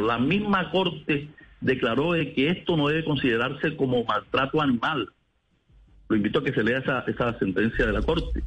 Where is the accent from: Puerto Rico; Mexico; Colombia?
Colombia; Sabanalarga, Atlántico; Yo soy de Sabana Larga Atlántico, okay. de Barranquilla